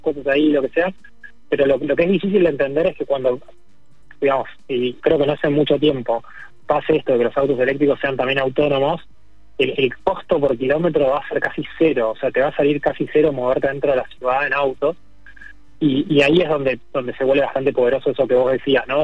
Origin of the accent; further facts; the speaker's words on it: Argentina; Acá en Argentina que tenemos mucho más territorio